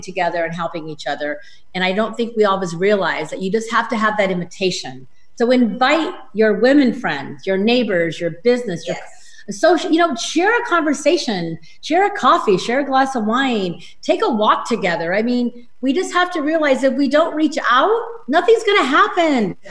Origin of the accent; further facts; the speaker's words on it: Reno, Nevada, United States; I'm from Reno